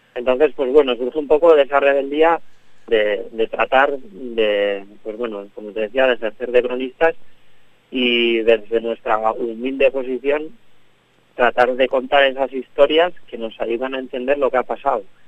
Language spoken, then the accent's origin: Spanish; Navarre, Spain; somos una banda de Navarra